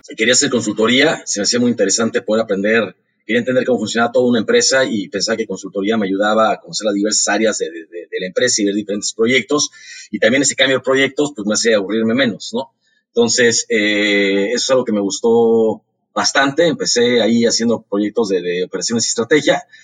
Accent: Mexico City, Mexico; yo nací en Ciudad de México

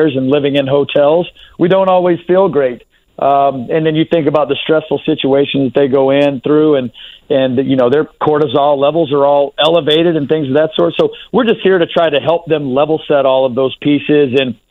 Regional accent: Texas, United States; I'm from Texas, and we love our southern food down there

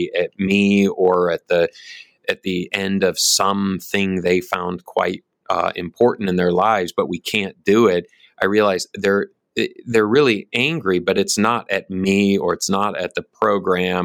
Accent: Michigan, United States; now in Oklahoma, United States; I grew up in Michigan

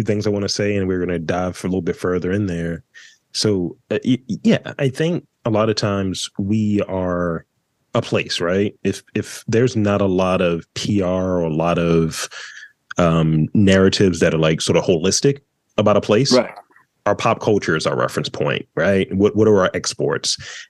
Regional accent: Baltimore, Maryland, United States; when people ask, where are you from? Huh? I was like, from Baltimore. Even though I don't sound like it from what I've been told, I don't sound like I'm from Baltimore.

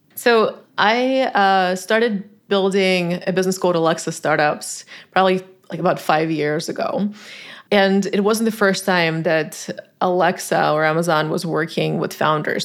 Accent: Tajikistan; English is a second language; moved away as an adult; now in United States; I grew up in Tajikistan, a former Soviet republic, now an independent country.

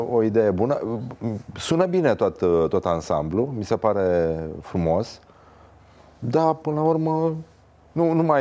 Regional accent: Brăila, Brăila County, Romania; Uite știu ce față am și sunt și din Brăila.

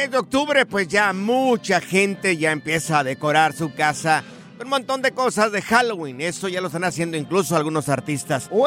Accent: Mexico; now in United States; los mexicanos venimos de Marte.

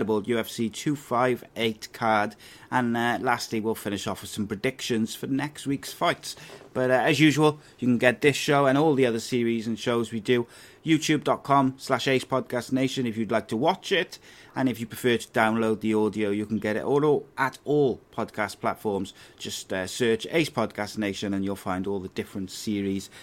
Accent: Cardiff, Wales, United Kingdom; when I was growing up in Cardiff

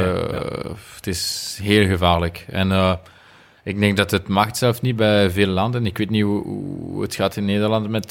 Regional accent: Remouchamps, Wallonia, Belgium; Dutch is a second language; moved away; ik ben van Remouchon en de, de rivier uh, Amblève noemt, ze, is, is daar. Dus als jonge gast, we gingen altijd vissen

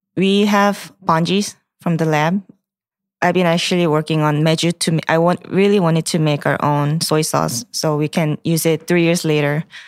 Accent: South Korea; English is a second language; now in United States; the country that I grew up

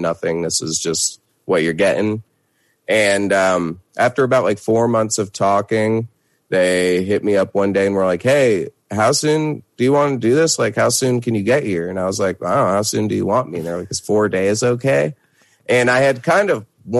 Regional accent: Hudson Valley, upstate New York, United States; also born or lived in Brooklyn, New York; I grew up in the Hudson Valley in upstate New York. I currently reside in Brooklyn

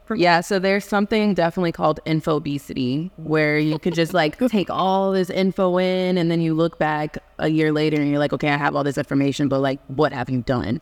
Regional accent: Houston, Texas, United States; I am from Houston, Texas

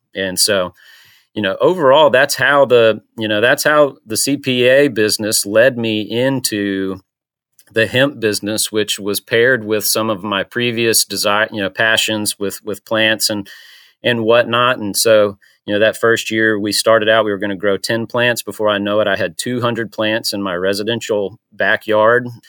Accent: Panama City, Florida, United States; now in Chattanooga, United States; I'm from Panama City, Florida. Uh, I've been in Chattanooga for about fifteen years now

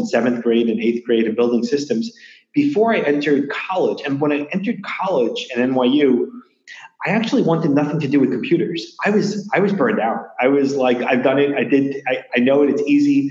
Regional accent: New York City, New York, United States; also born or lived in Long Beach, New York; I grew up between Queens and Long Beach. So always in New York, always public schools in Queens

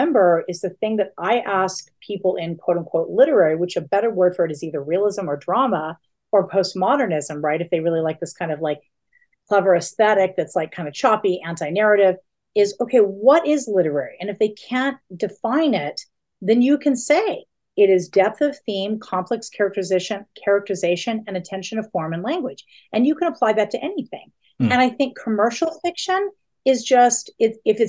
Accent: right outside of Denver, Colorado, United States; I grew up right outside of Denver

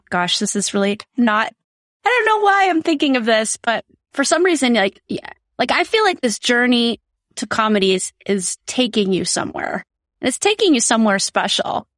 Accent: South Dakota, United States; born or raised there

